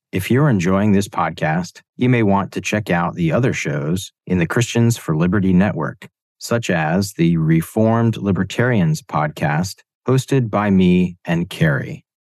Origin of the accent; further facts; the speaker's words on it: central Pennsylvania, United States; moved away as an adult; now in Singapore; I grew up as a first generation Indian in central Pennsylvania